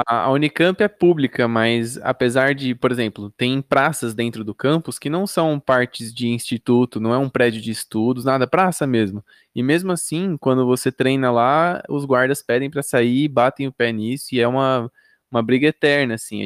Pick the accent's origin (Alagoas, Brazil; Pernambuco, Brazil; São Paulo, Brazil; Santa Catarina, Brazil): São Paulo, Brazil; moved away as an adult; now in Campinas, Brazil; eu sou de São Paulo, mas eu moro em Campinas já tem 6, 7 anos